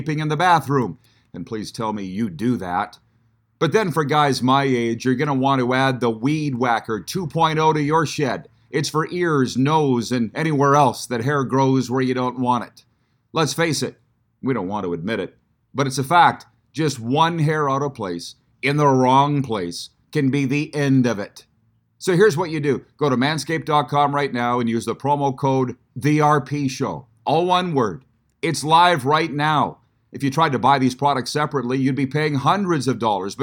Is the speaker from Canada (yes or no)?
yes; the West, Western Canada, Canada; moved away; you and I are both from the West